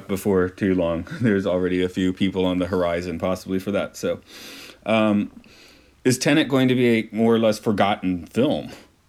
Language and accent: English; United States; I'm an old fart. It was glory when I was in school. Well, also because I'm American.